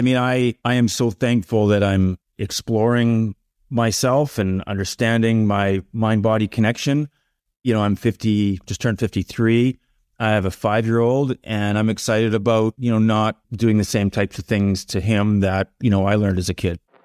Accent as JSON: {"language": "English", "town": "Medicine Hat", "region": "Alberta", "country": "Canada", "tie": "born or raised there", "said": "growing up in Medicine Hat in the seventies"}